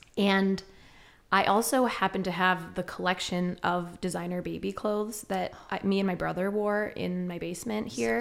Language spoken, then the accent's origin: English; Westchester County, New York, United States; moved away as an adult; now in Ithaca, United States; growing up in Westchester County